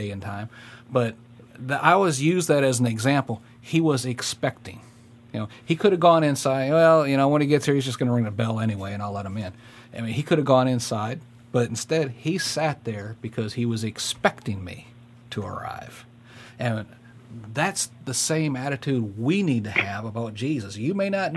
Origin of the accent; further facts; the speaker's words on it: Michigan, United States; moved away as an adult; also born or lived in Fort Lewis, Washington; I was raised up in Michigan